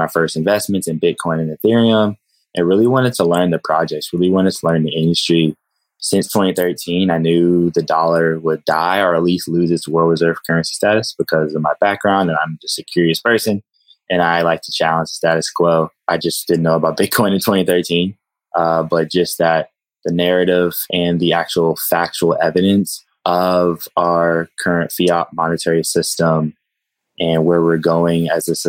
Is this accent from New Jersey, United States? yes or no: no; Texas, United States; I'm a Texan